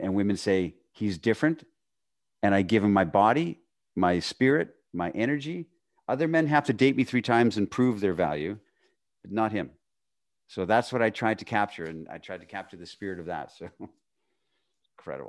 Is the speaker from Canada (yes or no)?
yes; Northern Canada, Canada; I was this poor kid growing up in Northern Canada.